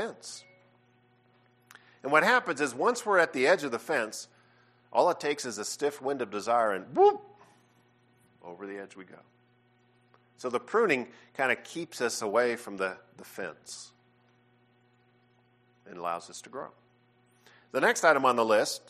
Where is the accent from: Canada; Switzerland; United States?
Canada; I'm from Canada. All my family are Canadian citizens, and so we grew up doing a lot of ice stuff